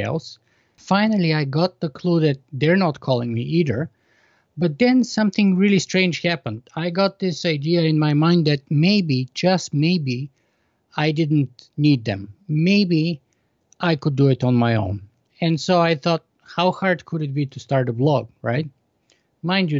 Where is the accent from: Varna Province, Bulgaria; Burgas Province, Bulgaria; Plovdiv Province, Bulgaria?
Plovdiv Province, Bulgaria; Plovdiv; accent: Bulgarian; English is a second language; moved away as an adult; I was born in Bulgaria in 1976 at the sort of height of the Cold War. So I grew up behind the Iron Curtain in communist Bulgaria until I was 14